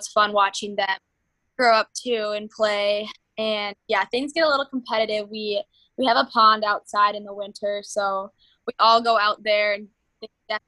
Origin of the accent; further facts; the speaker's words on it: Minnetonka, Minnesota, United States; growing up in Minnetonka